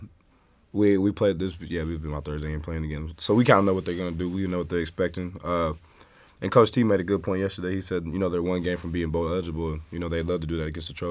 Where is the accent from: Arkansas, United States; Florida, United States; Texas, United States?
Texas, United States; now in Los Angeles, United States; I'm from Texas